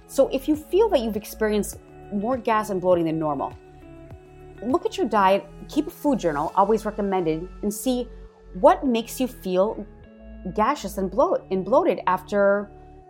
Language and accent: English; Wisconsin, United States; moved away; I am originally from Wisconsin